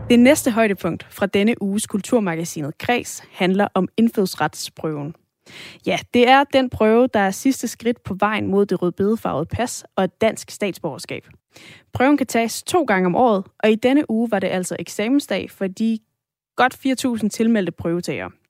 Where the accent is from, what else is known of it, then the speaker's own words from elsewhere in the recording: Denmark; Jeg er dansker, jeg har et dansk pas, jeg er født i Danmark